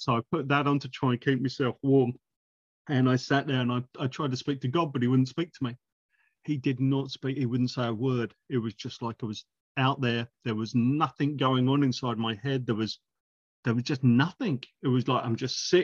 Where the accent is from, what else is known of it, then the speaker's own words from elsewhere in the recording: United Kingdom; moved away as an adult; now in New Zealand; I go into a church in my hometown in the UK